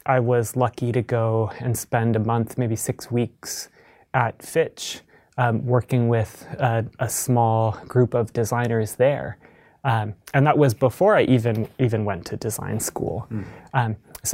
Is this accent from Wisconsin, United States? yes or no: no; Columbus, Ohio, United States; I grew up in Columbus, Ohio.